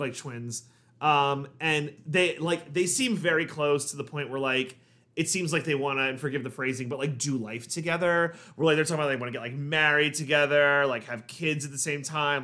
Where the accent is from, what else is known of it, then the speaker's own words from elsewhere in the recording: New York, United States; we're from New York